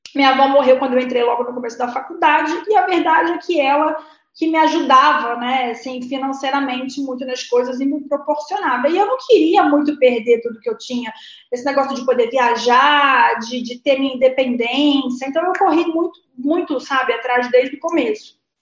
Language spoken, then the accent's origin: Portuguese; Rio de Janeiro, Brazil; now in São Paulo, Brazil; Sou carioca da Gema. Sou nasci no Rio de Janeiro, é, no Leme